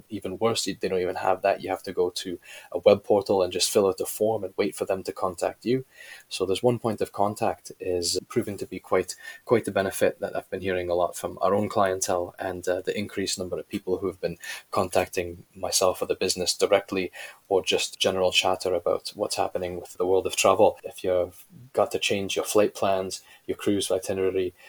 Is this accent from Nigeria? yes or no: no; Canada; moved away as an adult; also born or lived in United Kingdom / Germany / China; I'm originally from Canada, left to Great Britain, and not long after, joined the British Army